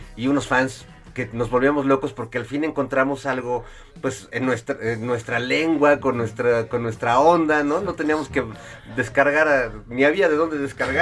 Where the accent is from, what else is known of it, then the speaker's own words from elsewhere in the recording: Mexico; músicos este mexicanos